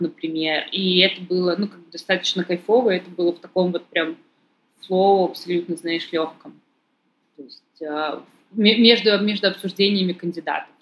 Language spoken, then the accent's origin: Russian; Saint Petersburg, Russia; Я сама из Петербурга